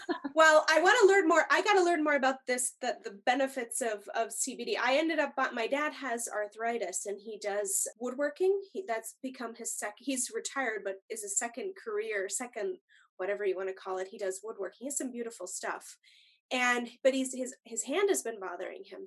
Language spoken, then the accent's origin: English; Longmeadow, Massachusetts, United States; moved away as an adult; now in Twin Cities, United States; Steve and I grew up in Massachusetts together. We went to um, Long Meadow uh, Middle School and High School